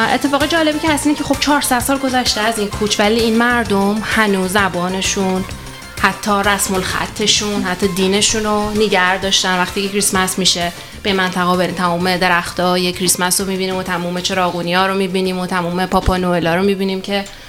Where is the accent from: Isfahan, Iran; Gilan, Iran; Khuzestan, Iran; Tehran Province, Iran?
Isfahan, Iran; من توی منطقه بزرگ شدم دیگه من 20 چند سال زندگی اونجا گذروندم